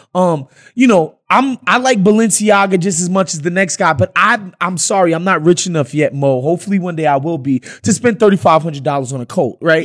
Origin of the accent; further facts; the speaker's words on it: New York City, New York, United States; my neighborhood, um, that I grew up, that I grew up in in Queens